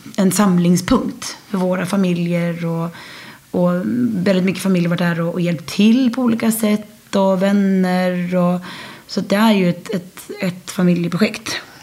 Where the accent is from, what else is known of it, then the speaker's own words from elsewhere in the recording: Sweden; moved away as an adult; now in France; Och jag var hemma i Sverige